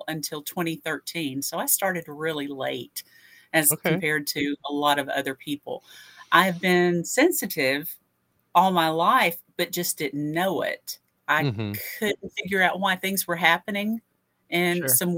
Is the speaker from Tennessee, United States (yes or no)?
yes; Fayetteville, Tennessee, United States; I'm author from Fayetteville, Tennessee.